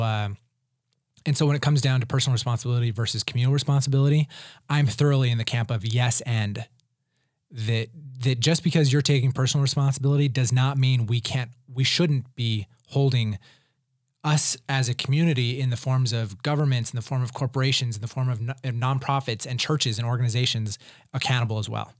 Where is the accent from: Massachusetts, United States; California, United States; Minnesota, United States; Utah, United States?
Utah, United States; Provo; I grew up in Provo